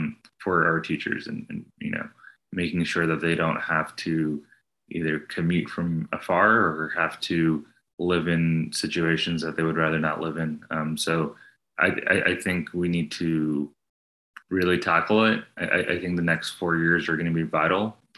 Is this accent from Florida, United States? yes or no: no; New Jersey, United States; born there; also born or lived in New York / Texas; now in Austin, United States; I'm the kid of immigrants. I was born in New Jersey. I lived in New York, but then I've been in Texas for the past 20 years, Austin for the past 13.